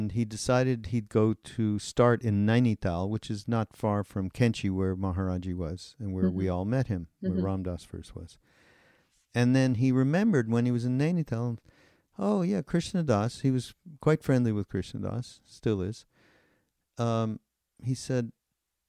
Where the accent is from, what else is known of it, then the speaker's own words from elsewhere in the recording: Montreal, Quebec, Canada; I'm from Montreal